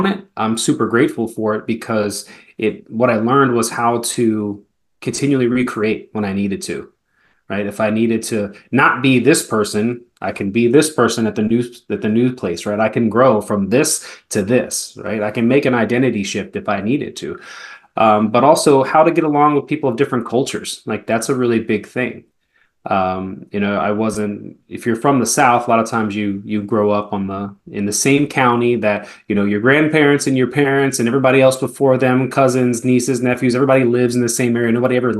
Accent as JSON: {"language": "English", "country": "Germany", "tie": "born or raised there", "also_born_or_lived": "Spain / Atlanta, United States", "lives_now": "United States", "said": "So I spent a lot of time in Europe. I grew up in Germany and in Spain for probably half of the first 15, 16 years of my life before, you know, settling in the greater Atlanta area and then now Florida."}